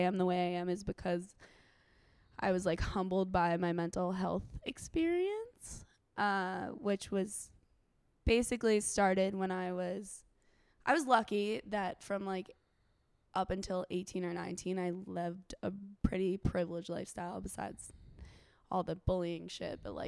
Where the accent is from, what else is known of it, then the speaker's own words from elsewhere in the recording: Basking Ridge, New Jersey, United States; moved away as an adult; also born or lived in New Orleans; now in Austin, United States; I spent most of my growing up was in Basking Ridge, New Jersey